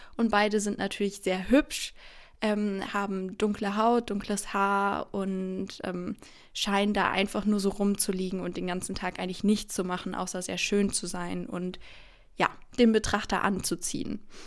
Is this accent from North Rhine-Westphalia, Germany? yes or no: yes; Bonn, North Rhine-Westphalia, Germany; now in Cologne, Germany; ich komme aus Bonn, aber jetzt studiere ich hier in Köln